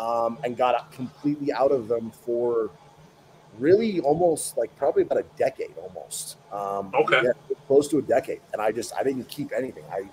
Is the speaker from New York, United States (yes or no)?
no; Northwest Ohio, United States; moved away as an adult; also born or lived in Colorado; now in Park City, United States; I grew up in Northwest Ohio